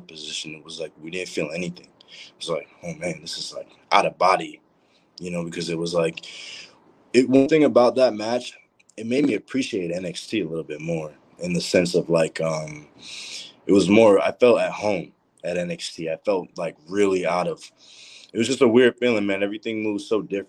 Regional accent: Boston, Massachusetts, United States; I'm from Boston

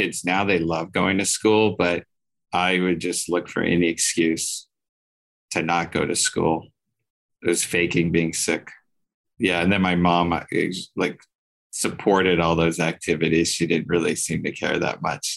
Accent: San Antonio, Texas, United States; also born or lived in Austin, Texas; now in Los Angeles, United States; I grew up in San Antonio, Texas

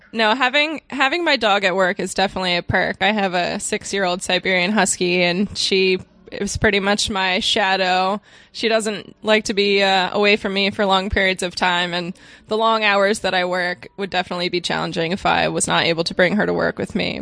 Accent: Cape May, New Jersey, United States; moved away; I moved back to my hometown of Cape May, New Jersey

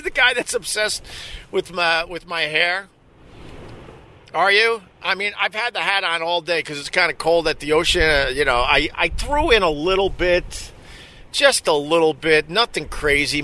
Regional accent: Long Island, New York, United States; being born and raised on Long Island

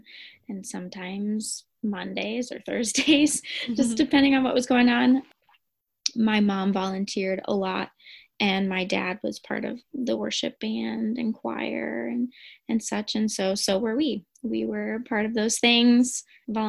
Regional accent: Geneva, Illinois, United States; moved away as an adult; also born or lived in Dominican Republic; now in Holland, United States; I'm originally from Geneva, Illinois, but I currently live in Holland, Michigan. I grew up in Geneva

